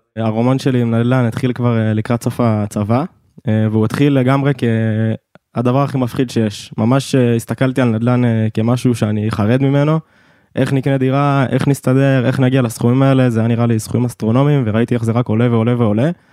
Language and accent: Hebrew; Ness Ziona, Central District, Israel; אני במקור מנס ציונה